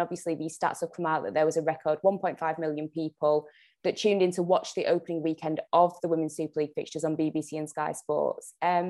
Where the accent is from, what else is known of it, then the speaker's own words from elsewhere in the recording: Jamaica; One signing that I personally, being Jamaican, I was buzzing to see Khadija Shaw had signed